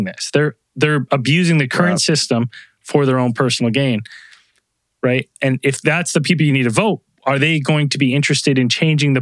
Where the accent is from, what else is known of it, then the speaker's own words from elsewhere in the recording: Canada; I'm Canadian